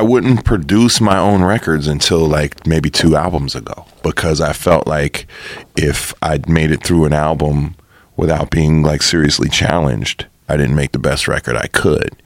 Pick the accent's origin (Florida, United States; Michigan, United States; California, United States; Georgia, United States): California, United States; Los Angeles area; also born or lived in New York; I've been here most of my life